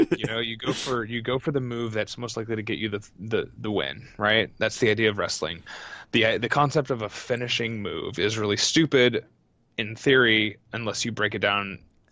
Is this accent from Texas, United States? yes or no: yes; Texas, United States; I'm from Texas, where they say things properly.